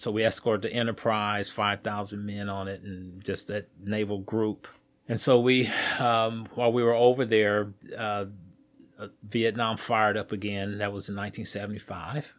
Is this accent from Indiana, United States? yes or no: yes; Indianapolis, Indiana, United States; I grew up right here in Indianapolis, uh, born and raised on the west side of Indianapolis, Riverside area